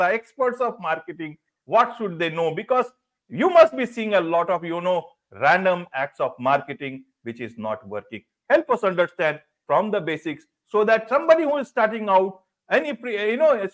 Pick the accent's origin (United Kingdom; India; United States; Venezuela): India; I am from India